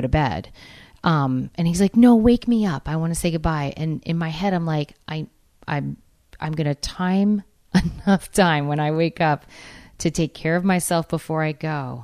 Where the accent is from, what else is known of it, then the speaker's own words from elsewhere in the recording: New England, United States; I'm from New England